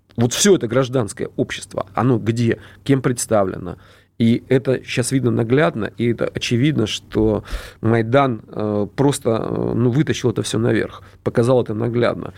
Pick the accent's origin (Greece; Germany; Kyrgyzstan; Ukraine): Ukraine; Dnipro, Dnipropetrovsk Oblast; я сам родом из Днепропетровска